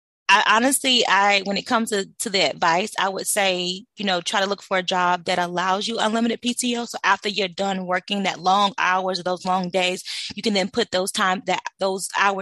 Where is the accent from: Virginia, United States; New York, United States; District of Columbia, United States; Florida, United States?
Florida, United States; White Springs; I'm originally from, born and raised in Florida. So I'm from a little small town called White Springs.